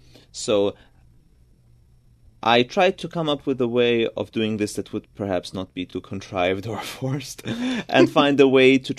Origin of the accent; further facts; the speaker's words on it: Georgia; first language Georgian; English is a second language; now in New York, United States; Georgian is still my mother tongue, and mm-hmm. I speak Georgian with my parents